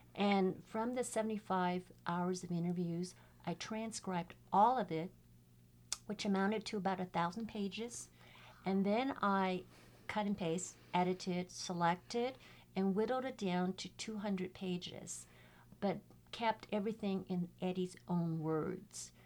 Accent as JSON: {"language": "English", "town": "San Francisco", "region": "California", "country": "United States", "tie": "born or raised there", "said": "I was also born and raised in San Francisco Chinatown"}